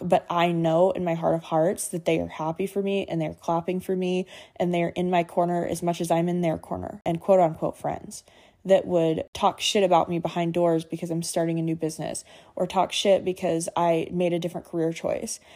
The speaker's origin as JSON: {"language": "English", "region": "Montana", "country": "United States", "tie": "born or raised there", "said": "I grew up in Montana"}